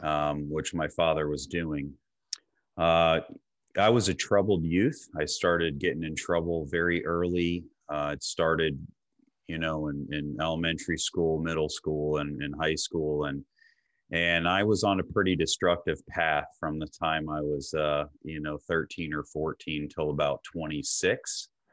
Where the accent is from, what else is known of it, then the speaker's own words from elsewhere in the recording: Clearwater, Florida, United States; I was born and raised in Clearwater, Florida